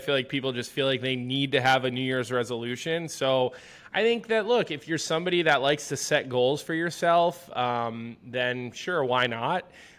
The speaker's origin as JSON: {"language": "English", "town": "Philadelphia", "region": "Pennsylvania", "country": "United States", "tie": "born or raised there", "lives_now": "Chicago, United States", "said": "I grew up in Philadelphia, where people get angry and don't come, so and throw things at Santa Claus."}